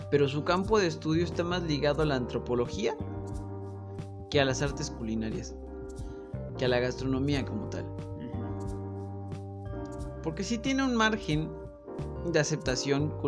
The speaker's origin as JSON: {"language": "Spanish", "country": "Mexico", "said": "soy un cocinero mexicano"}